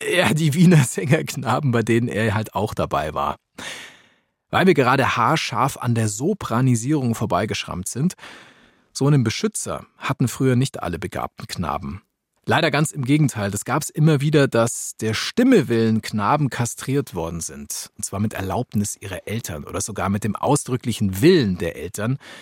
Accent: Augsburg, Bavaria, Germany; Augsburg, meiner Heimatstadt

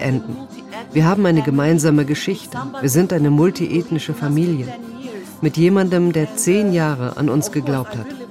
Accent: Kosovo; born or raised there

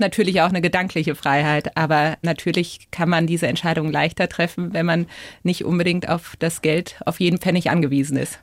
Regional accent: Berlin, Germany; Jetzt komme ich ja auch aus Berlin, das ist ja auch so ein spezielles Pflaster

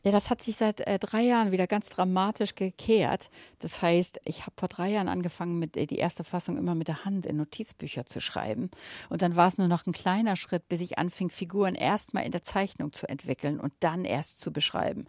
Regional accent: Germany; now in Malibu, United States; Wir sind ja alle Deutsche

